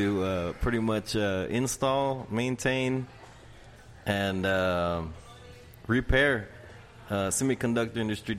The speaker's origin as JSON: {"language": "English", "town": "Lockhart", "region": "Texas", "country": "United States", "said": "Hey, I'm from Lockhart, Texas."}